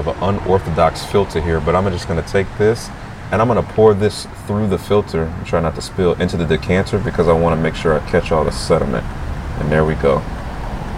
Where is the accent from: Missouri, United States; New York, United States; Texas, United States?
Missouri, United States; St. Louis; I'm from St. Louis